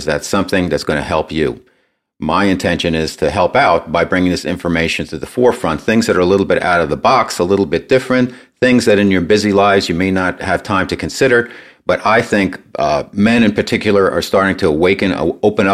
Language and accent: English; New Jersey, United States; moved away as an adult; also born or lived in New York City; now in San Diego, United States; I'm from New York, New Jersey area. I spent many years living in New York City, grew up in New Jersey